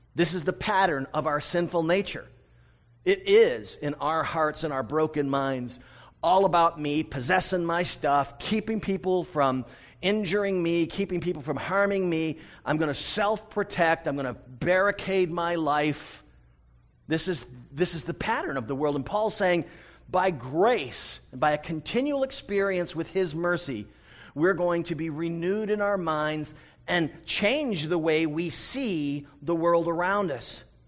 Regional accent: United States; I'm from the United States

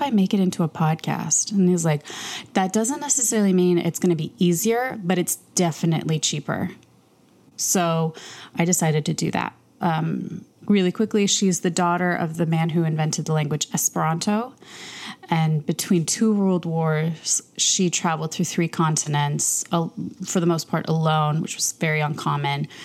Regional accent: Chicago, Illinois, United States; moved away; also born or lived in Los Angeles; I grew up in Chicago

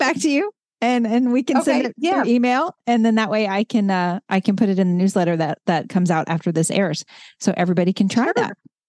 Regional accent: the South, United States; I grew up in the South

